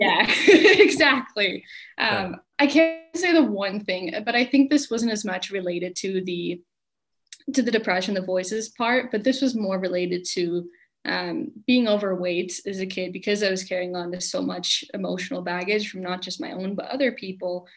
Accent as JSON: {"language": "English", "country": "United States", "tie": "born or raised there", "moved": "as an adult", "lives_now": "Finland", "said": "I'm from America"}